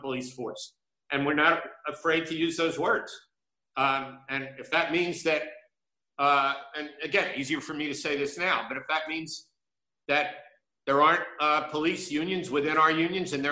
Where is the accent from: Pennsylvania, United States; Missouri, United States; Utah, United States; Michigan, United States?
Pennsylvania, United States; Philadelphia; I grew up in North Philadelphia